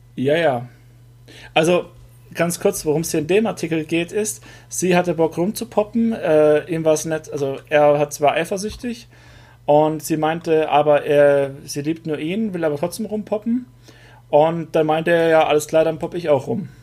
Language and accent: German; das Ländle, Baden-Württemberg, Germany; accent: Swabian; bei uns im Ländle ist es Weltsprache